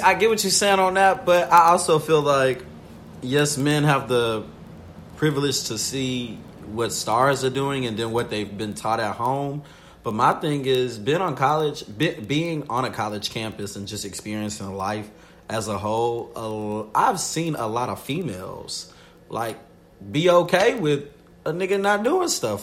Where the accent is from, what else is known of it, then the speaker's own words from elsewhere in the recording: the South, United States; I am from the South.